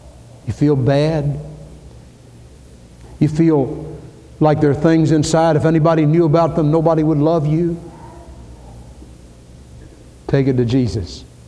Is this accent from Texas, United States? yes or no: no; Louisville, Kentucky, United States; I came from Louisville. And if it weren't for the gambling and so on, I'd love the Kentucky Derby.